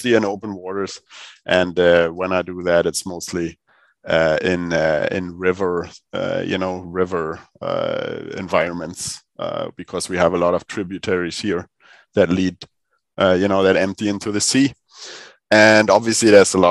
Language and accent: English; Berlin, Germany; also born or lived in southern Sweden; now in Sweden; I come from Berlin in Germany